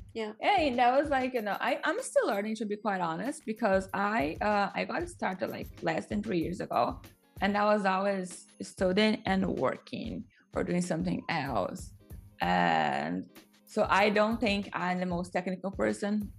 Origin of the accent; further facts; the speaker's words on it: Brazil; English is a second language; I grew up with some in Brazil